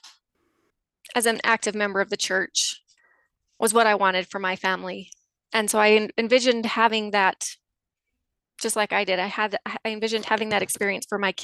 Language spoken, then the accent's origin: English; just south of Salt Lake, Utah, United States; I grew up in Utah, just south of Salt Lake